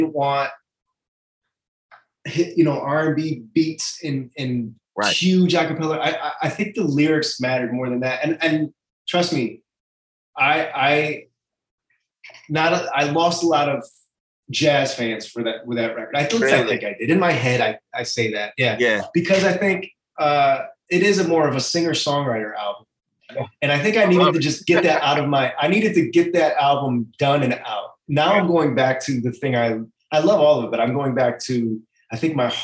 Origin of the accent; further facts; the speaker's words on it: Pittsfield, Massachusetts, United States; moved away as an adult; also born or lived in New York; I grew up in the Berkshires in a small town called Pittsfield, Massachusetts.